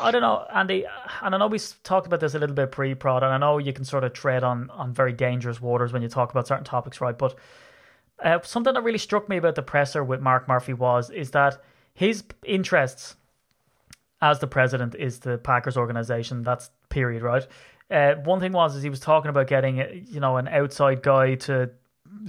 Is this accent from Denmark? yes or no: no; Ireland; I'm Irish